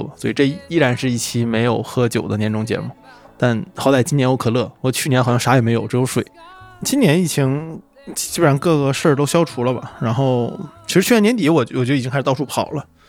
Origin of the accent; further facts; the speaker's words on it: Changchun, Jilin, China; moved away; also born or lived in Shenzhen / Beijing / Shanghai / Tokyo; 长春就不用说了，这是我老家。